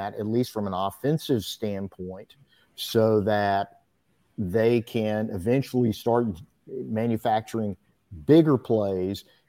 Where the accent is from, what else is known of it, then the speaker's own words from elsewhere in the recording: Bonham, Texas, United States; I was born in Bonham, Texas